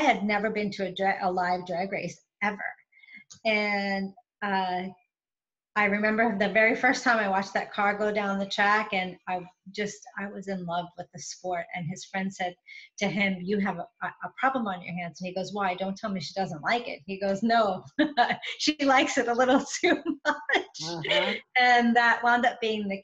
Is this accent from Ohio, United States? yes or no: no; New York, United States; now in Atlanta, United States; I am currently right outside of Atlanta, but I'm from New York. So you'll get the accent, I'm sure.